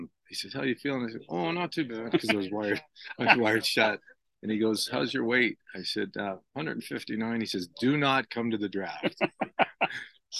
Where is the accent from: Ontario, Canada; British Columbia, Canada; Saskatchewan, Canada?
Ontario, Canada; Toronto; born and raised in Toronto